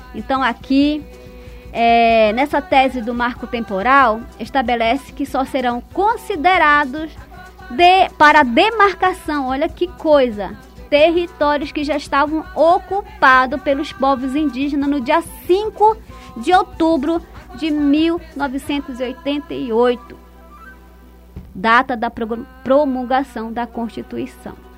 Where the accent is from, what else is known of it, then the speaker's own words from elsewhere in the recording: Santarém, Pará, Brazil; da minha terra, em especial Santarém